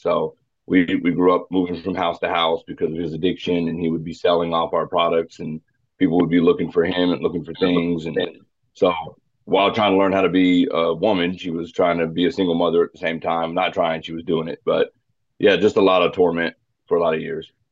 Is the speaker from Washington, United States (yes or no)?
no; Phoenix, Arizona, United States; moved away as an adult; now in Wichita, United States; I was born in Phoenix, Phoenix, Arizona in '83. Uh, lived there for most of my life